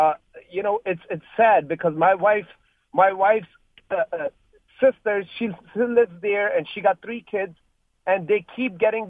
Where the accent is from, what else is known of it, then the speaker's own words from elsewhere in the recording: Pakistan; now in Orlando, United States; born and raised in Pakistan as a Christian